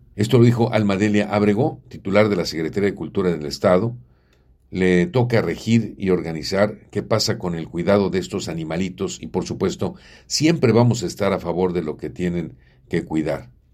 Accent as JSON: {"language": "Spanish", "region": "Puebla", "country": "Mexico", "said": "yo soy de Puebla"}